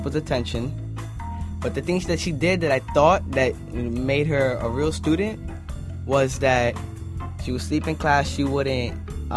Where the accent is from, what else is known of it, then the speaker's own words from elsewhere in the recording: New York City, New York, United States; moved away; I'm from the Bronx.